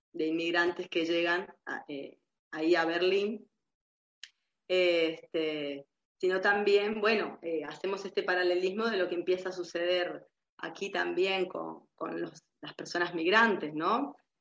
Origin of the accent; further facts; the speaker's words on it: Argentina; moved away; mi ser migrante aquí, porque si bien soy de la Argentina, eh, es un país muy cercano